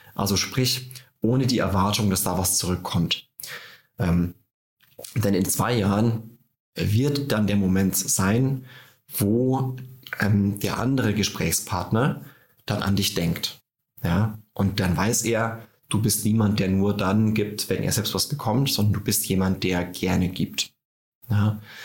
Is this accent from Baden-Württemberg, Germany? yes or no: no; Tirschenreuth, Bavaria, Germany; now in Berlin, Germany; bei mir zu Hause in Tirschenreuth in Bayern, da ticken die Uhren langsamer